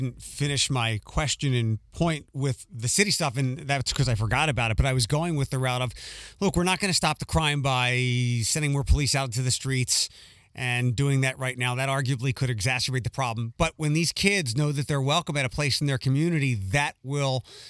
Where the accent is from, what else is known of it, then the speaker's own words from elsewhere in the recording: Philadelphia, Pennsylvania, United States; moved away; I'm originally from Philadelphia.